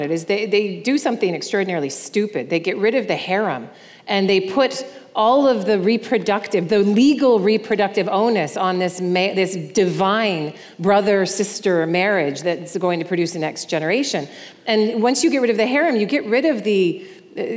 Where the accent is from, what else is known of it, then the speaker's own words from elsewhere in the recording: United States; as an American